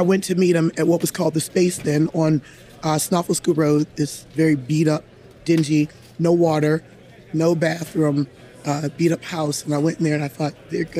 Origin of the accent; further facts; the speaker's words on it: Gaithersburg, Maryland, United States; I'm from, born and raised, I'm a homegirl from Durwood, Gaithersburg